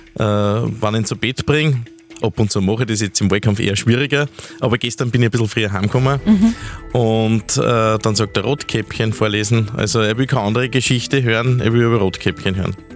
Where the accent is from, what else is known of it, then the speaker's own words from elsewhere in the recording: Steinhaus, Upper Austria, Austria; in meiner Heimatgemeinde Steinhaus-Bewels